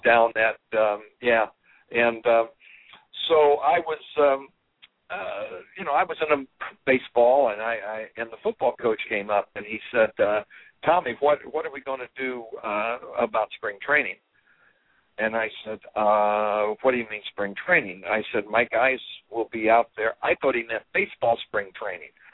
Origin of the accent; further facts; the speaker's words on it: Terre Haute, Indiana, United States; growing up in Terre Haute, Indiana